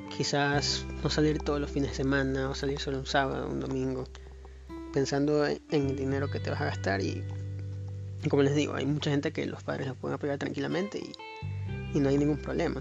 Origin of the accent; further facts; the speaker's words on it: Ecuador; soy de Ecuador